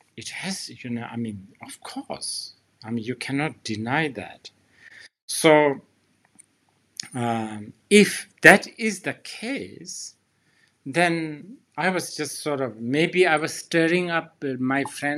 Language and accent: English; Bhutan; my home country, Bhutan